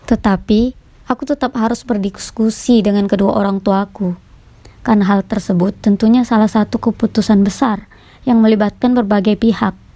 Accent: Makassar, South Sulawesi, Indonesia; born there; Aku ingin keluar dari kota kelahiranku sendiri, yaitu kota Makassar

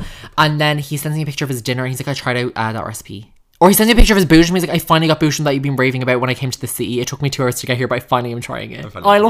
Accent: Sligo, Connacht, Ireland; The front arse of Sligo.

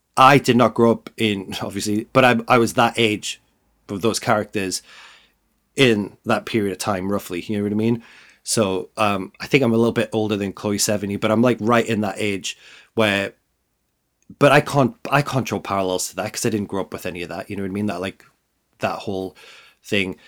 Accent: the north of England, United Kingdom; as somebody who grew up in the north of England

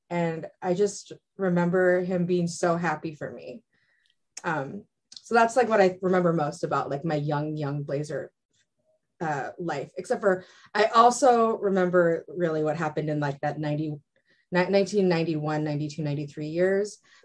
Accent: Eugene, Oregon, United States; I grew up in Eugene.

